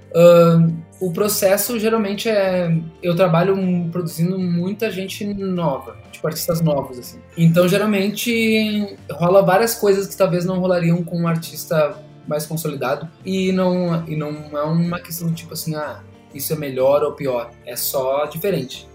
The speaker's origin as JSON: {"language": "Portuguese", "country": "Brazil", "tie": "born or raised there", "said": "Eu cresci na Zona Norte"}